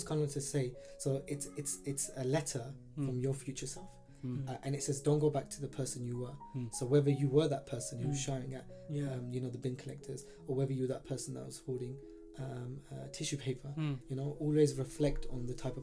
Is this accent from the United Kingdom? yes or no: yes; London, United Kingdom; I was born here in Stratford. So okay, born and bred